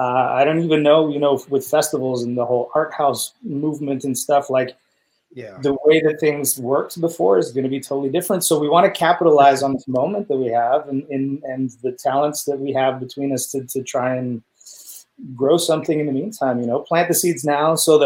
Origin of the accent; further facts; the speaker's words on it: England, United Kingdom; But also because I'm English, we used to call my grandfather Dar, right?